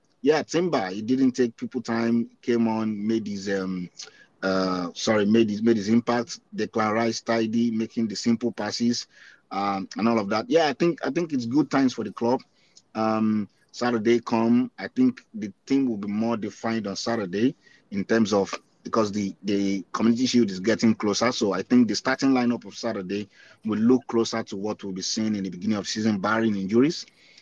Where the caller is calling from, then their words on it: Canada; Yeah, I'm in Canada.